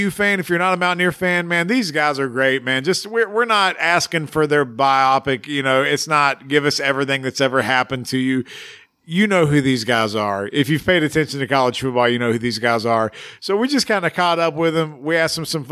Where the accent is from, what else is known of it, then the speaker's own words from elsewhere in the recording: West Virginia, United States; we're from West by God, Virginia